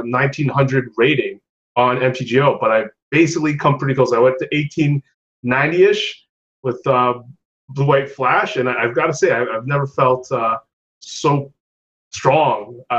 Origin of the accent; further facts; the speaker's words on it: Canada; As a Canadian who lives in Quebec